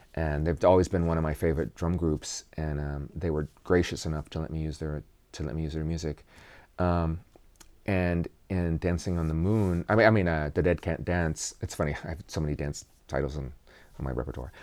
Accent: Kansas, United States; I am from Kansas.

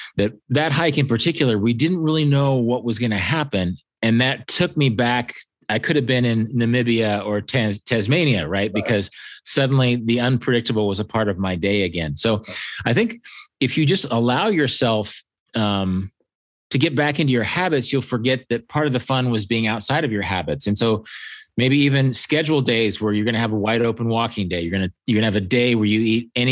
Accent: Kansas, United States; I'm from Kansas

